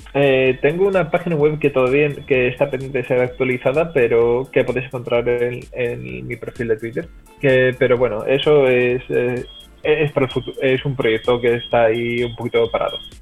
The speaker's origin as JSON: {"language": "Spanish", "town": "Cádiz", "region": "Andalusia", "country": "Spain", "also_born_or_lived": "Seville", "moved": "as an adult", "lives_now": "Netherlands", "said": "yo soy de Cádiz originalmente, pero he pasado, he estado viendo muchos años en Sevilla"}